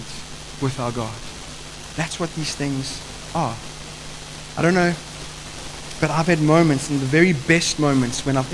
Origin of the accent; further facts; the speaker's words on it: Eastern Cape, South Africa; moved away; I come from the Eastern Cape. There's a lot of farming that happens there.